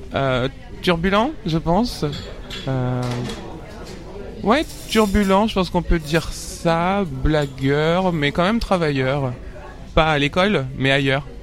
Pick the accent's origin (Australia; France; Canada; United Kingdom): France; Paris suburbs, Île-de-France; j'ai grandi en banlieue parisienne, dans le 94